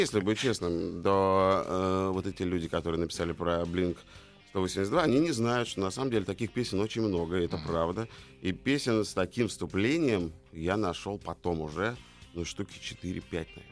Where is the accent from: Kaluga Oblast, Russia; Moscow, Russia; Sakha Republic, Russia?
Moscow, Russia; Я из Москвы